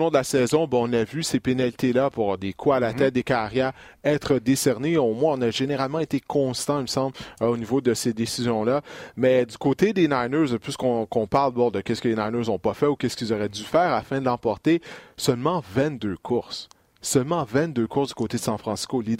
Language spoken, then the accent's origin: French; Quebec, Canada; on est tous des Québécois ici